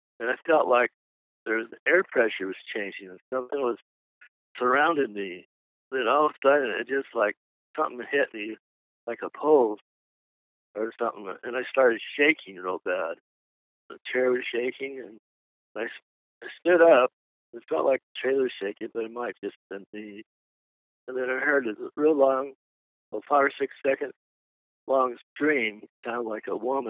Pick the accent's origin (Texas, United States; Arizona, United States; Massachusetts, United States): Arizona, United States; Mesa; I'm from Mesa, Arizona. I grew up basically in a Mormon neighborhood